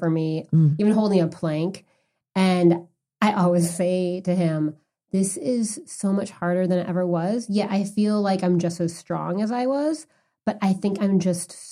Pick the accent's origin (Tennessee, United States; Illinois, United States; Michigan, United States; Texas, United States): Illinois, United States; Chicago; I'm from the Midwest. I'm from Chicago